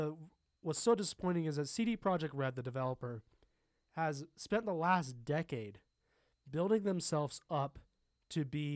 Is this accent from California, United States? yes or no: yes; Los Angeles, California, United States; I grew up in Los Angeles and we just like snack on that shit.